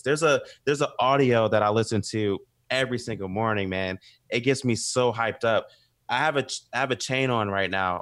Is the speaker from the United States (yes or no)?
yes; the South, United States; we literally grew up together, and we're from the South too